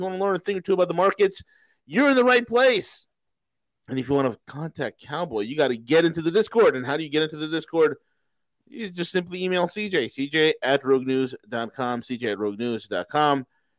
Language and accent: English; New York, United States; You know, and I'm from New York. I got to get everything done in a New York minute.